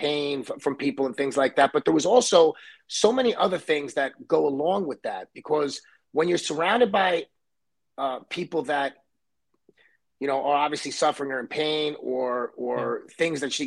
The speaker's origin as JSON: {"language": "English", "town": "New York City", "region": "New York", "country": "United States", "tie": "born or raised there", "said": "I grew up in Brooklyn, New York, and I was born in Coney Island."}